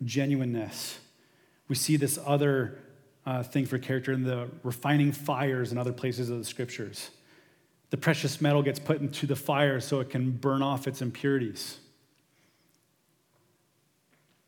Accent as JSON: {"language": "English", "town": "St. Thomas", "region": "Ontario", "country": "Canada", "said": "We're from St. Thomas"}